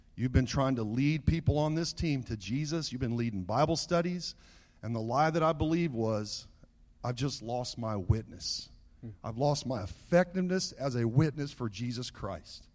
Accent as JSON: {"language": "English", "region": "Southern California", "country": "United States", "tie": "born or raised there", "said": "As a young boy growing up in Southern California"}